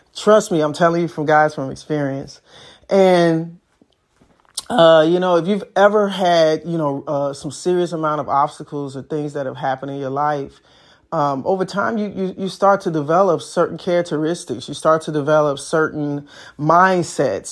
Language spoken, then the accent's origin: English; Chicago, Illinois, United States; I'm from Chicago, so driver's education was a curriculum that we had in school